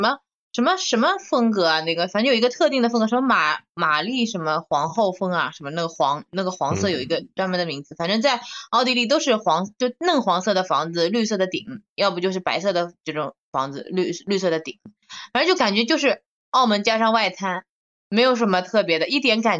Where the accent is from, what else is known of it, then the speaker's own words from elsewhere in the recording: Shanghai, China; 因为我从小在上海长大嘛，那外滩就在我妈家附近，我小时候一直去的